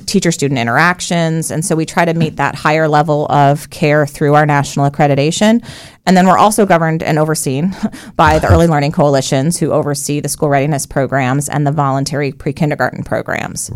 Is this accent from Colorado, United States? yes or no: yes; Colorado, United States; moved away as an adult; also born or lived in New York; now in Central Florida, United States; I was born in New York. I was raised in Colorado from the age of three